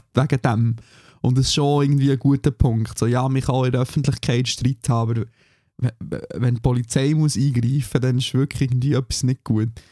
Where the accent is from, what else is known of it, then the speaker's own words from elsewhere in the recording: Switzerland; now in Germany; für mich als Schweizer